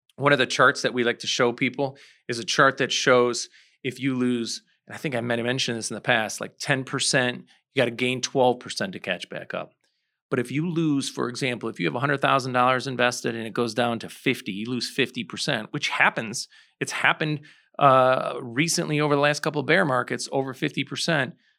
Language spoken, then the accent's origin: English; St. Charles, Illinois, United States; I grew up in Saint Charles.